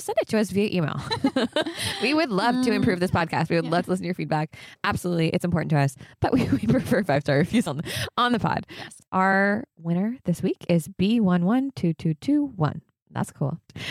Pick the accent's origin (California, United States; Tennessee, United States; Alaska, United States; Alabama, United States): California, United States; Orange County; moved away as an adult; also born or lived in New York; now in Los Angeles, United States; I'm from Orange County.